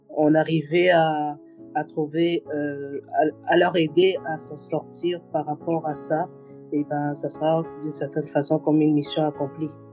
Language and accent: French; DR Congo; je suis congolaise